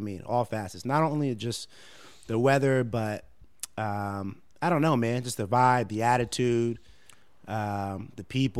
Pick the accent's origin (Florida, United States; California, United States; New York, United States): California, United States; Los Angeles; also born or lived in Philadelphia; I'm a Bel Air boy.